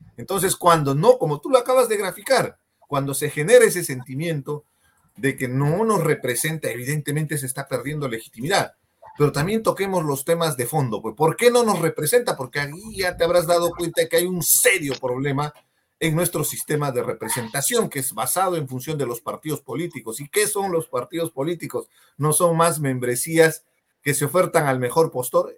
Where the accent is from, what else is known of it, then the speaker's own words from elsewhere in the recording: Peru; somos peruanos